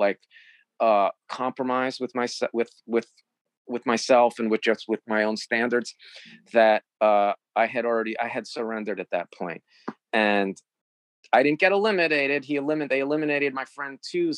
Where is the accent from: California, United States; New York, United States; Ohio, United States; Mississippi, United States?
New York, United States; I'm from New York